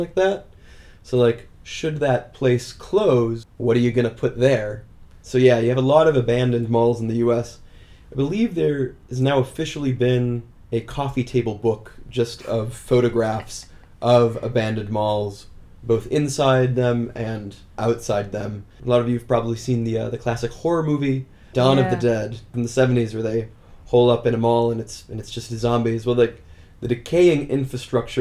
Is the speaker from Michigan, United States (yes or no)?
no; Minnesota, United States; now in Chile; growing up in Minnesota